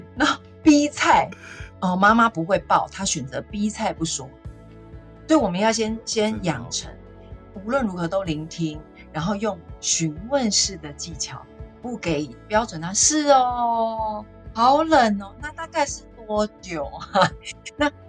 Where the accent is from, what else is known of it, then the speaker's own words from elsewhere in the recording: Taipei, Taiwan; also born or lived in Hsinchu; 我是在新竹出生，我爸爸妈妈为了我们的就读，搬到台北市的大安区